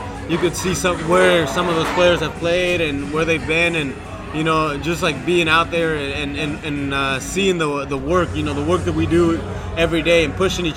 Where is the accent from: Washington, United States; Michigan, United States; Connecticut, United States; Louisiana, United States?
Washington, United States; moved away as an adult; also born or lived in Colorado / Oklahoma; now in Miami, United States; I'm from Washington State.